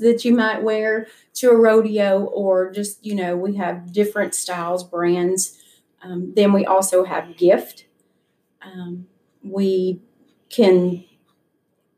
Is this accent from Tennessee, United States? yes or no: yes; Carroll County, Tennessee, United States; I'm actually from Carroll County